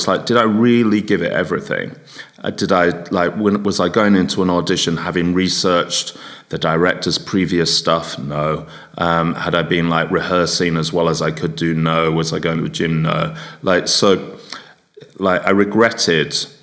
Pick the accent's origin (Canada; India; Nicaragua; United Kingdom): United Kingdom; England; also born or lived in North Yorkshire; as a Englishman in hospitality with a strong work ethic